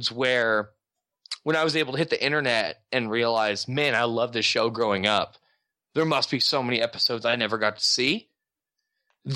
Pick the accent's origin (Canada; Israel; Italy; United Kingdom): Canada; Dartmouth, Nova Scotia; I grew up in Canada.